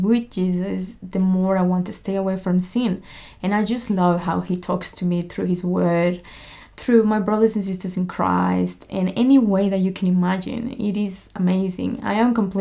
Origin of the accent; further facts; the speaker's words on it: Monterrey, Nuevo León, Mexico; moved away; I am from Monterrey, Mexico.